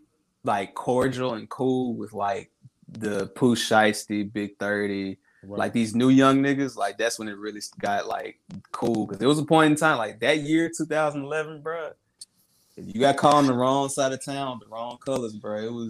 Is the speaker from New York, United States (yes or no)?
no; Memphis, Tennessee, United States; I'm from Memphis